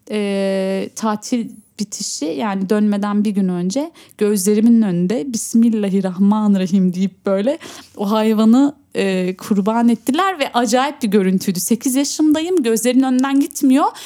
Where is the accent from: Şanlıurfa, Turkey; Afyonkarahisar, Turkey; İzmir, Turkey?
Şanlıurfa, Turkey; Şanlıurfa. Şanlıurfalıyım.